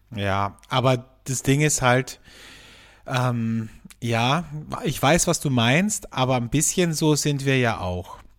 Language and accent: German; Carinthia, Austria; now in Vienna, Austria; bei mir in meiner Heimat in Kärnten